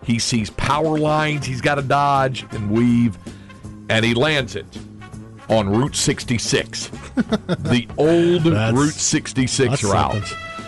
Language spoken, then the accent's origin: English; North Carolina, United States; So Piedmont used to be a full-fledged airline where I was growing up in North Carolina, but now it's just a regional jet service thing.